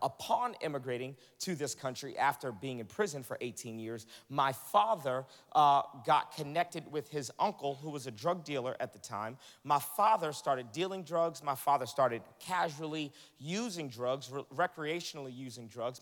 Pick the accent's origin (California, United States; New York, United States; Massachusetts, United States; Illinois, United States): Massachusetts, United States; Boston; moved away as an adult; now in the South, United States; I'm originally from Boston, Massachusetts